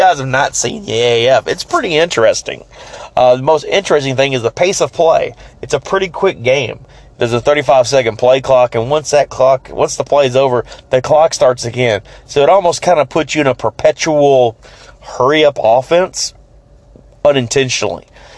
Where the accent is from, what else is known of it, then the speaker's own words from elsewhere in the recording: Memphis, Tennessee, United States; I'm a Cubs fan, born and raised in Memphis.